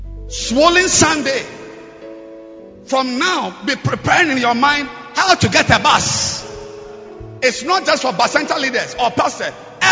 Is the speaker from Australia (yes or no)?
no; Jamaica; I'm just from Jamaica. We built a huge cathedral, the Rock Cathedral, in the center of Jamaica.